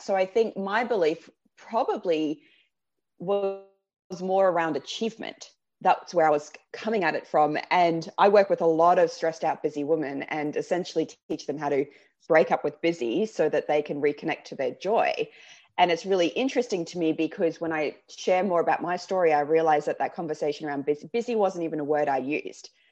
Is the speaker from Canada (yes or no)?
no; Australia; accent: Aussie; moved away as an adult; now in London, United Kingdom; my Aussie accent